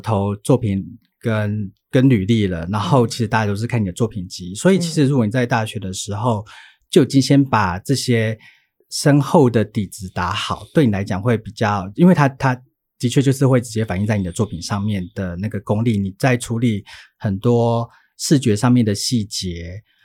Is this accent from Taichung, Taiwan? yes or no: yes; Taichung, Taiwan; moved away as an adult; also born or lived in Taipei; 我又在台北读书，因为我台中人